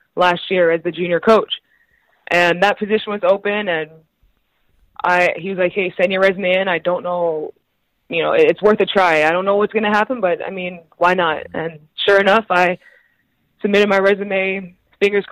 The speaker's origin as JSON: {"language": "English", "country": "Canada", "also_born_or_lived": "Pittsburgh, United States / Italy", "said": "I was Canadian"}